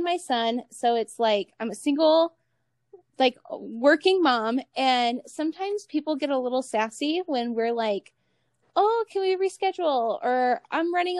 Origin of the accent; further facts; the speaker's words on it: Cleveland, Ohio, United States; also born or lived in northern Nevada; now in Nevada, United States; I'm from Cleveland, originally in Ohio